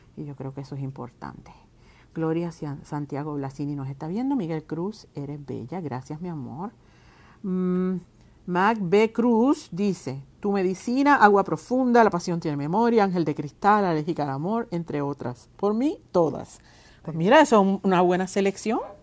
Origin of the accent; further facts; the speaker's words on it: Puerto Rico; como artista, como mujer, como puertorriqueña